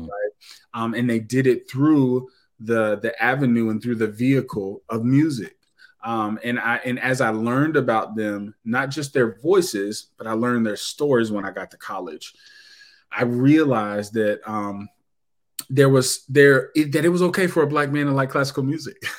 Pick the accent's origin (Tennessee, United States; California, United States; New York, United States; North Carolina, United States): Tennessee, United States; Knoxville; moved away as an adult; now in Indianapolis, United States; I was born in Knoxville, Tennessee, and um, so I will tell you that I'm 39 years old. So you know, I ain't I ain't a spring chicken, but um, so I was in Knoxville for uh, 37 plus years. Uh, born and raised